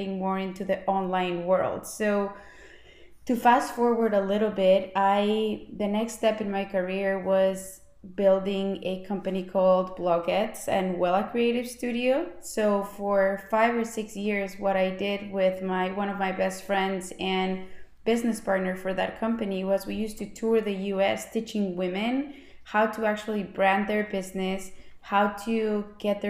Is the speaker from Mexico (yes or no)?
yes; Mexico City, Mexico; moved away as an adult; also born or lived in Phoenix, Arizona, United States; now in United States; I'm from Mexico City. So I moved to the United States in 2009 because I wanted to do my MBA here.